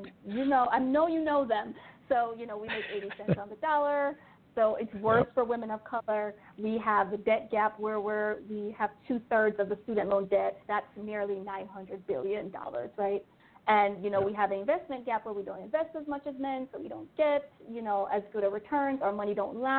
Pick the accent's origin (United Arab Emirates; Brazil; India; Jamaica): Jamaica; moved away as an adult; I grew up in Jamaica.